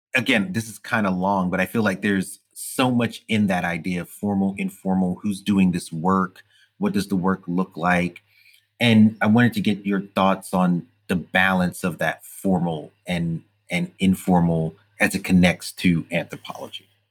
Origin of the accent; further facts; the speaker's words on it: New York City, New York, United States; growing up in Brooklyn at the time that I did in the 80s and, and 70s